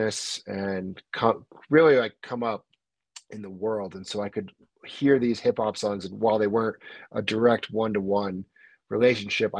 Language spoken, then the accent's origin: English; the Adirondacks, New York, United States; now in North Lake Tahoe, United States; I'm not from the city. I'm from the Adirondacks. I'm from the sticks.